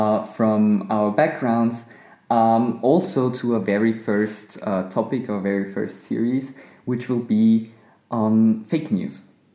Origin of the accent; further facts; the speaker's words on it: Austria; also born or lived in Vienna; I'm from Austria